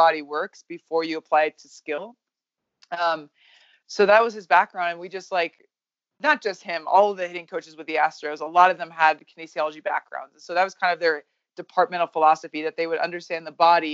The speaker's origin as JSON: {"language": "English", "region": "Nebraska", "country": "United States", "tie": "born or raised there", "also_born_or_lived": "New Mexico", "moved": "as an adult", "said": "I was born in Nebraska"}